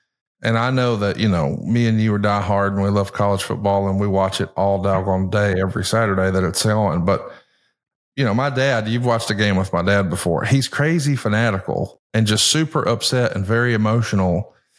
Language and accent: English; Alabama, United States; growing up in Alabama